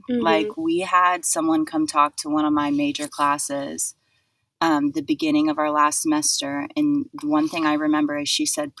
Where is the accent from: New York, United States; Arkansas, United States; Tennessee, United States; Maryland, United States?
Tennessee, United States; Knoxville; moved away as an adult; also born or lived in Tuscaloosa, Alabama; now in Louisville, United States; I'm originally from Knoxville, Tennessee. I graduated high school 2016. I went to Alabama for undergrad